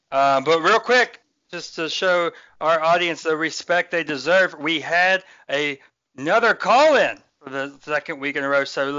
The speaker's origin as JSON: {"language": "English", "town": "Montrose", "region": "West Virginia", "country": "United States", "tie": "born or raised there", "said": "my hometown of Montrose"}